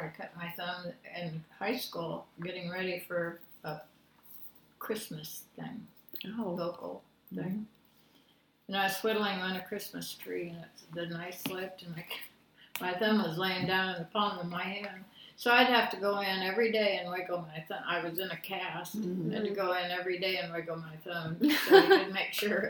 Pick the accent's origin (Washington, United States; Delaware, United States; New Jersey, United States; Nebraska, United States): Nebraska, United States; Red Cloud; born or raised there